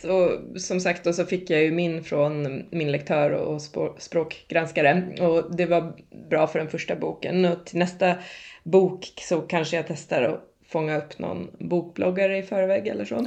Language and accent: Swedish; Lidingö, Stockholm County, Sweden; jag kom från Lidingö